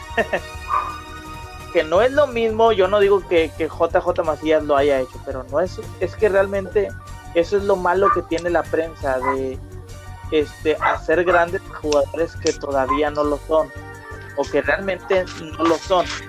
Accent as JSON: {"language": "Spanish", "country": "Mexico", "said": "como afición mexicana"}